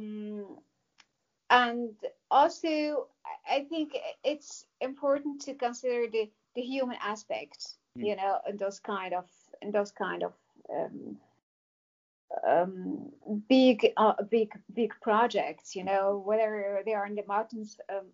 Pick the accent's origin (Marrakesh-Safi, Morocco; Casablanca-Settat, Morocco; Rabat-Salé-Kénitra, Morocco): Casablanca-Settat, Morocco; Casablanca; moved away as an adult; also born or lived in Bavaria, Germany; I didn't grow up in the mountains. The opposite, I grew up in Casablanca.